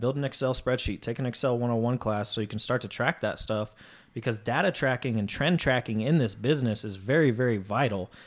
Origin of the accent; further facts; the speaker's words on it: Colorado Springs, Colorado, United States; also born or lived in Houston, Texas; my home state of Colorado and my hometown of Colorado Springs